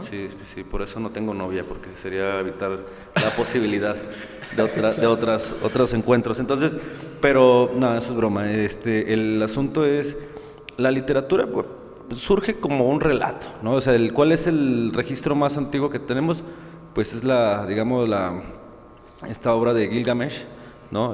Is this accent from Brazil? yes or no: no; Guadalajara, Jalisco, Mexico; yo soy de aquí de Guadalajara